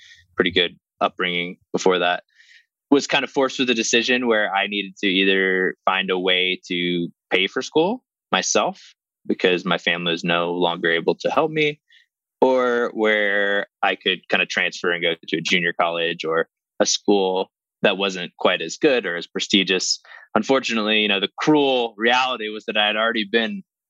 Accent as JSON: {"language": "English", "town": "Tulsa", "region": "Oklahoma", "country": "United States", "tie": "born or raised there", "also_born_or_lived": "Atlanta, Georgia", "said": "I was born in Atlanta, Georgia, moved shortly thereafter, kind of around a few places, but really my family settled in Oklahoma, in the Tulsa area. Grew up pretty normal."}